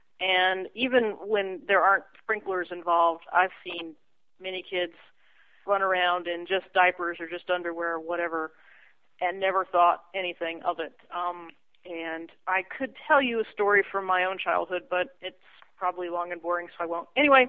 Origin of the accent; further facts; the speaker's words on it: Texas, United States; I am from Texas, which is sometimes part of the South, sometimes not.